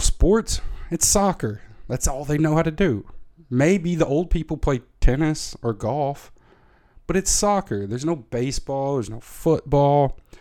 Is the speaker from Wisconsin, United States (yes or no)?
no; Tennessee, United States; moved away as an adult; now in Netherlands; as a thirteen-year-old in the middle of Tennessee